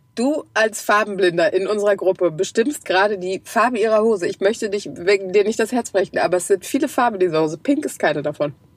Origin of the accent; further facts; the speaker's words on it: Krefeld, North Rhine-Westphalia, Germany; Bei uns in Krefeld